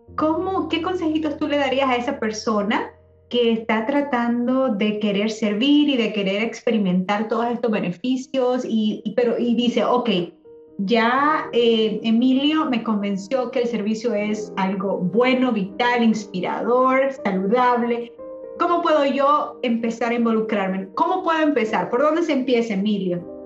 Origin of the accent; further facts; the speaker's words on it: El Salvador; moved away as an adult; yo ya me vine ya de 20 años acá, entonces para mí mitad de mi vida fue allá en mi país, en El Salvador.